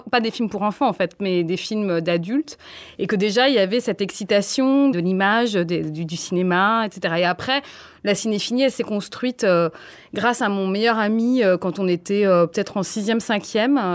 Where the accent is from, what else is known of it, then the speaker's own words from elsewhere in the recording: Nigeria; J'ai grandi en Afrique, au Nigeria, et donc j'avais pas de télévision.